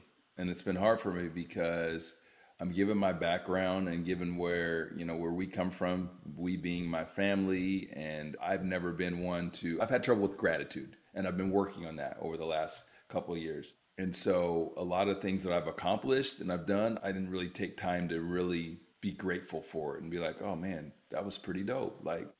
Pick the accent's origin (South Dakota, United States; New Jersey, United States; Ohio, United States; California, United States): Ohio, United States; Youngstown; I mean, like, you know, we're from Youngstown, Ohio, man. We're from steel mill country.